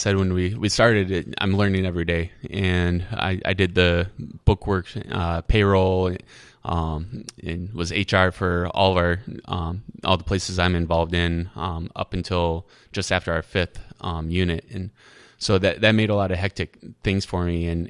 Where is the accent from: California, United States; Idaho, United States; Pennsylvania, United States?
Idaho, United States; born there; also born or lived in Arizona / North Carolina; now in Iowa City, United States; I was born in Idaho